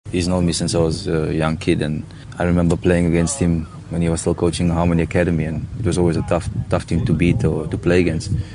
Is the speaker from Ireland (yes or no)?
no; South Africa; as South African players